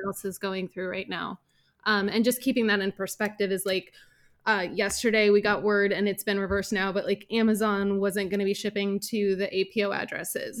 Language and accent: English; Portland, United States; moved away as an adult; now in Frankfurt area, Germany; I'm from Portland